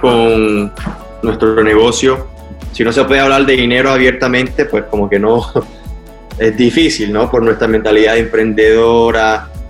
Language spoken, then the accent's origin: Spanish; Colombia; soy eh, de Colombia